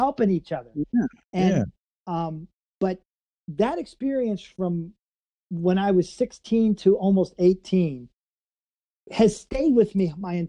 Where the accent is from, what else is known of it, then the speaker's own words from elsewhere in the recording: St. Louis, Missouri, United States; growing up in St. Louis